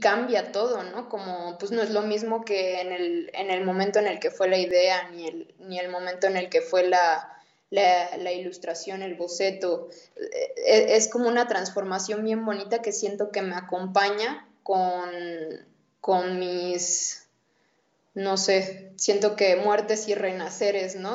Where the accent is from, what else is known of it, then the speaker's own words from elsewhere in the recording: Puebla, Mexico; Yo crecí en Puebla